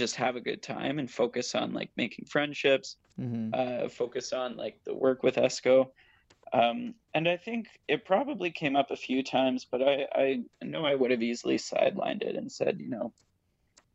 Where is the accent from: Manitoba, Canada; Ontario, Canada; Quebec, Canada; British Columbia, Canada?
Ontario, Canada; Ottawa; moved away as an adult; now in Hamilton, Canada; back in my hometown of Ottawa. And now I go to school. I'm still in Hamilton